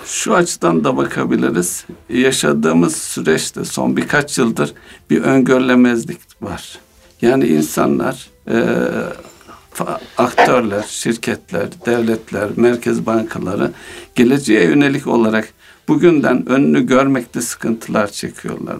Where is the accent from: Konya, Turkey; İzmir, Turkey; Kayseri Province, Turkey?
Konya, Turkey; moved away; Memleketimde olduğum için